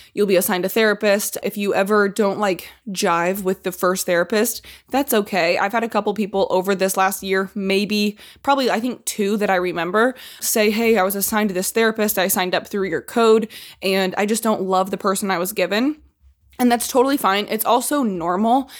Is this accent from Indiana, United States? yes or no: yes; Indiana, United States; Growing up in Indiana